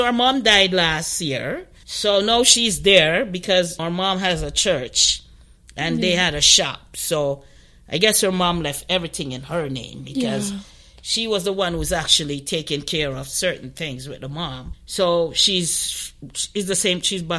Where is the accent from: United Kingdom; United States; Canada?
Canada; Like, I'm from Canada, and I'm in Trinidad.